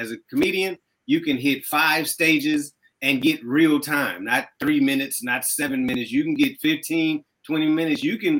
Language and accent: English; Oakland, California, United States; I'm from Oakland